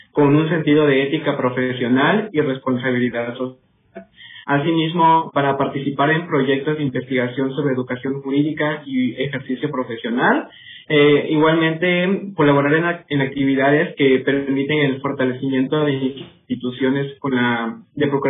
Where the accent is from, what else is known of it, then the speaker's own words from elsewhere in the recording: Othón P. Blanco, Quintana Roo, Mexico; now in Chetumal, Mexico; Soy de una comunidad de eh, del mismo Botón de Blanco, este, pero estoy estudiando en el campus Chetumal Bahía, este, pues radico ahorita actualmente en Chetumal, estoy en Chetumal